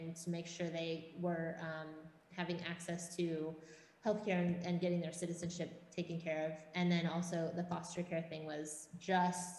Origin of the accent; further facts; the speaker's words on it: Washington, United States; moved away as an adult; also born or lived in Los Angeles, United States; now in Thailand; I grew up in Washington State.